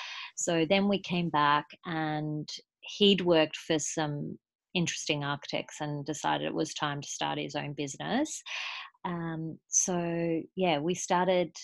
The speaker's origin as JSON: {"language": "English", "town": "Brisbane", "region": "Queensland", "country": "Australia", "moved": "as an adult", "lives_now": "Japan", "said": "I'm from Brisbane, Australia, and I studied industrial design at university there"}